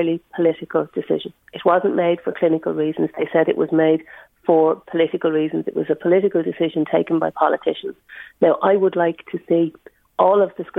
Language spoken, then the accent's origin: English; Ireland; As an Irish woman and someone who uses the cervical check service